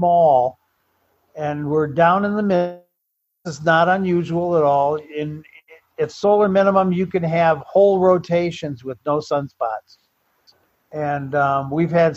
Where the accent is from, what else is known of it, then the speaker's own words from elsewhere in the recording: Bloomfield, Michigan, United States; moved away as an adult; also born or lived in Walled Lake, Michigan / Arizona; Originally, I'm from Michigan and from Bloomfield, Michigan. That's where I grew up as a high schooler. Before that, it was out in Walled Lake, Michigan